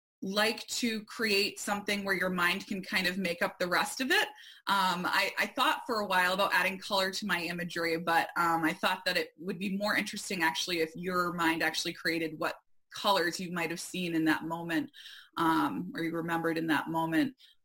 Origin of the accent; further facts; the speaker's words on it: Arundel, Maine, United States; also born or lived in Port Clyde, Maine; I have always been connected to the ocean as a native Mainer, and especially coastal Maine. I grew up in Arundel, which is about 15 minutes from a couple different beaches.